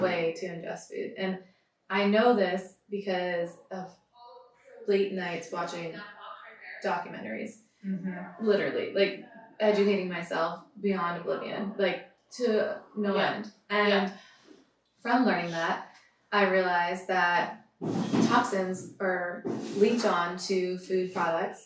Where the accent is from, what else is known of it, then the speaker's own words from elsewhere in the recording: East Coast, United States; now in California, United States; growing up on the East Coast